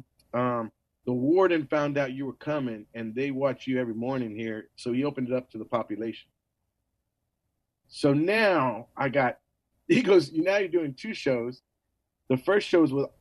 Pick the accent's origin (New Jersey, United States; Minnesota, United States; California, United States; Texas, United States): Texas, United States; San Antonio; I was born here in San Antonio